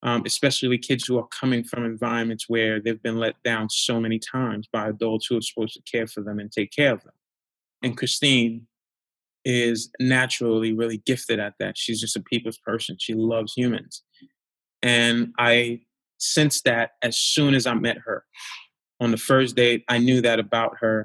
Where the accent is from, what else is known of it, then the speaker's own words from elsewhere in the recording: New York City, New York, United States; also born or lived in Haiti; I grew up in Crown Heights